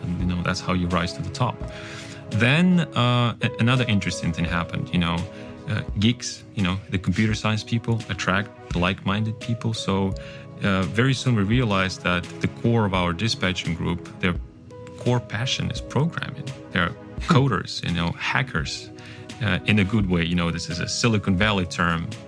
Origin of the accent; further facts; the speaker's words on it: Kazakhstan; first language Kazakh; English is a second language; moved away; Kazakhstan, my home country